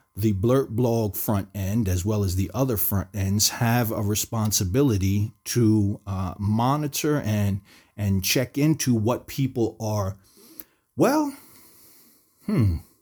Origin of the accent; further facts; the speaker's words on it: New Jersey, United States; I grew up in the United States, in New Jersey